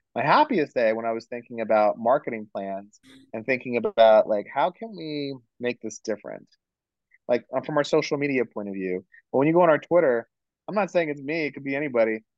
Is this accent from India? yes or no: yes; India; I'm Indian